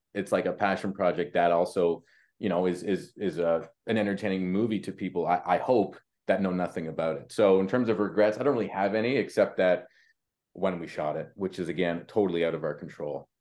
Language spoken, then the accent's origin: English; Canada; we're Canadian